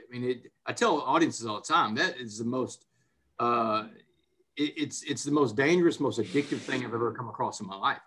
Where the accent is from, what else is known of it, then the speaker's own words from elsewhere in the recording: Texas, United States; I grew up in Texas, and I grew up playing high school football down here